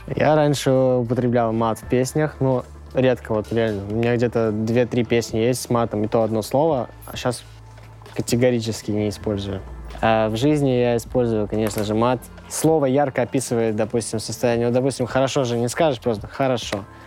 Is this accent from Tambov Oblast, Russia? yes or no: yes; Pervomaysky, Tambov Oblast, Russia; Я из Тамбовской области, поселок Первомайский